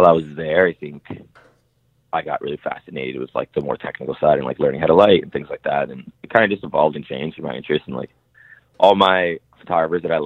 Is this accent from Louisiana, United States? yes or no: no; Seattle, Washington, United States; I grew up in Seattle, south end of Seattle, which was like a huge immigrant community.